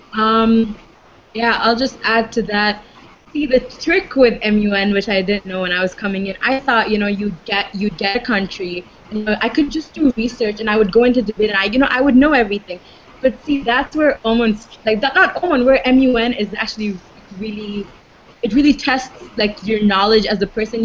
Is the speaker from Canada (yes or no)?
no; Dubai, United Arab Emirates; I'm born and raised in Dubai